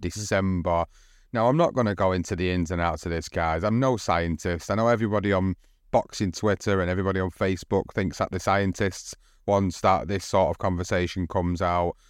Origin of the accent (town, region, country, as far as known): United Kingdom